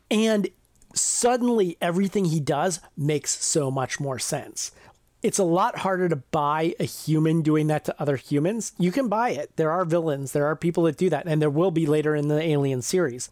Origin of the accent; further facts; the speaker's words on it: near the Ohio River, Ohio River Valley, United States; I grew up near the Ohio River